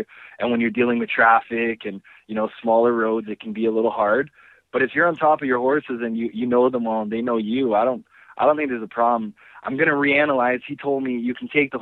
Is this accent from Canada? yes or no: yes; Canada; also born or lived in Brazil; growing up in Canada